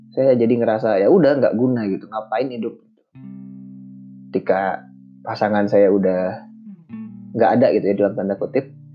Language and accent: Indonesian; Bandung, West Java, Indonesia; moved away as an adult; also born or lived in Central Kalimantan; saya dibesarkan di Bandung dengan budaya yang seperti itu